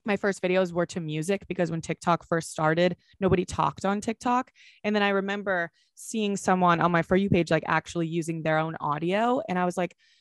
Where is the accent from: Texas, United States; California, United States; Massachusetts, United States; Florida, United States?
Massachusetts, United States; Boston; I'm from Boston.